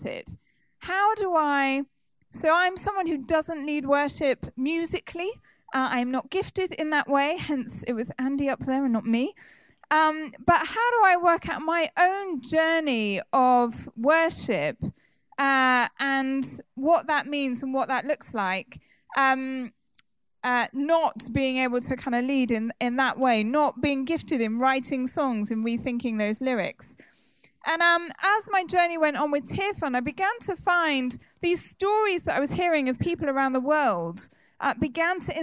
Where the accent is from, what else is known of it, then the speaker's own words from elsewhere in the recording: Somerset, South West England, United Kingdom; I grew up in Somerset and I just was quite sheltered.